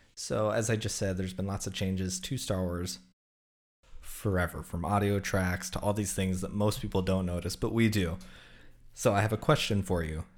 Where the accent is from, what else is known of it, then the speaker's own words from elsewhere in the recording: Southwest, United States; I grew up in the Southwest here